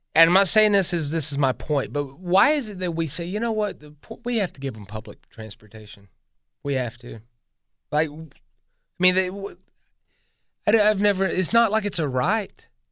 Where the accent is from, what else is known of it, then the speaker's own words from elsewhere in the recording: Greenville, South Carolina, United States; I'm from Greenville, South Carolina, born and raised here.